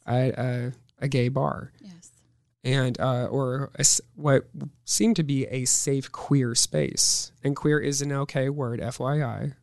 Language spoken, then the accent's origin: English; Omaha, Nebraska, United States; also born or lived in Northwest Missouri State (university); I was born and raised in Omaha, Nebraska.